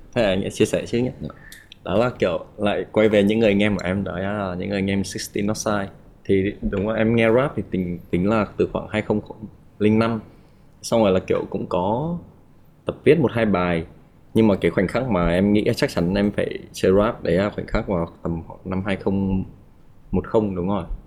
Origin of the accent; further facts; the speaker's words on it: Haiphong, Vietnam; moved away; em đến từ Hải Phòng